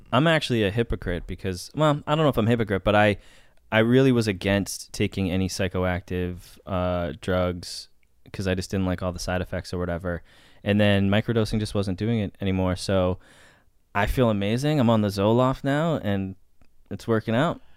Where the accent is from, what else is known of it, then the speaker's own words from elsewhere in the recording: Boston, Massachusetts, United States; now in Los Angeles, United States; I grew up in Boston. And then I moved to L